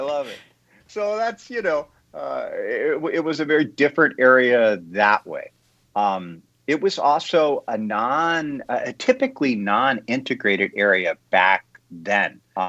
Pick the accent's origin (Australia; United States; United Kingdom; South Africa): United States; Maryland; now in Hamel, United States; But we lived for a long time in Weedon, Maryland. And so it's funny because I was raised in Maryland. I talk more like people from Maryland and less like my parents talked from Virginia.